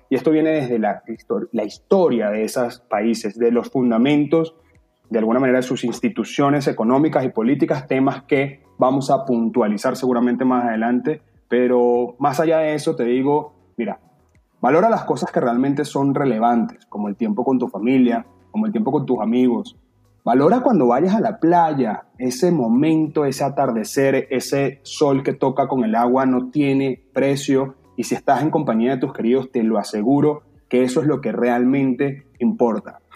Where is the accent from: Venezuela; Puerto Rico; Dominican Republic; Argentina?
Venezuela; moved away; nosotros como venezolanos nos tocó vivir tiempos difíciles